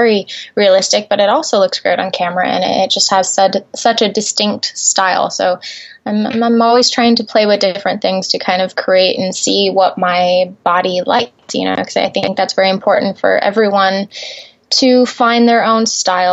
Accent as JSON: {"language": "English", "town": "Gillette", "region": "Wyoming", "country": "United States", "tie": "born or raised there", "moved": "as an adult", "lives_now": "California, United States", "said": "I grew up in a small town in Wyoming called Gillette. I was raised there most of my life until I was 18 and came to California to pursue my career."}